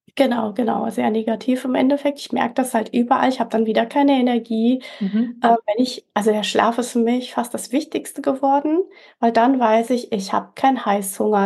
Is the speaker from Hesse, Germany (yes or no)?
yes; Fulda, Hesse, Germany; moved away as an adult; also born or lived in Canary Islands, Spain / Mallorca, Spain; ich bin 45, komme aus Fulda, also mitten in Deutschland, in Hessen